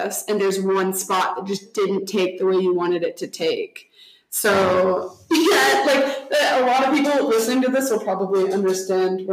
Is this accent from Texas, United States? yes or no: yes; Texas, United States; I'm from Texas.